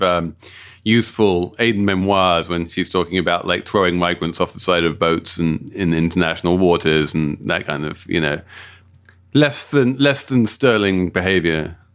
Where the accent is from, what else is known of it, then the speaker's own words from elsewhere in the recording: London, United Kingdom; my hometown of South London